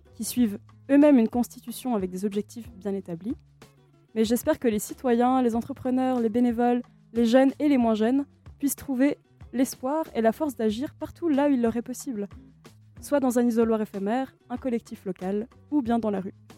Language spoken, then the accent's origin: French; France; moved away; mon pays d'origine